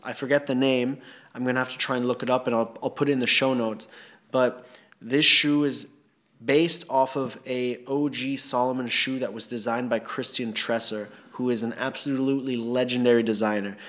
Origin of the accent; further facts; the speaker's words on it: Thailand; growing up in Thailand